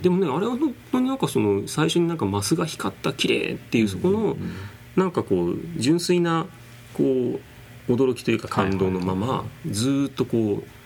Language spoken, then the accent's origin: Japanese; Nagoya, Aichi, Japan; とかやっぱり生まれ育ちが名古屋だったんですけど